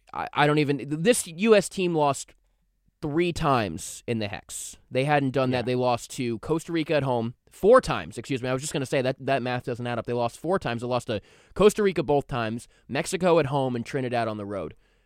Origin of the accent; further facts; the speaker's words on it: Ireland; Hopefully, Ireland makes it because I am Irish.